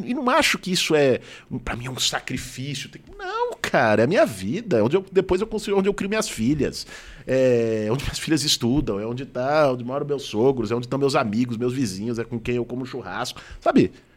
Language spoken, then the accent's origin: Portuguese; Pinheiros, Pompeia, Perdizes, São Paulo, Brazil; Quando eu nasci, meus pais moravam em Pinheiros, depois foram morar na Pompeia, em Perdizes.